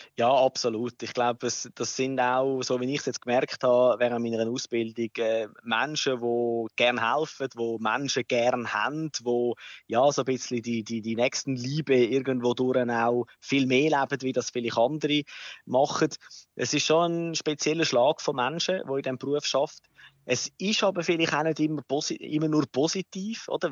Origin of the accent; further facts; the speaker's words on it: Switzerland; bei uns in der Schweiz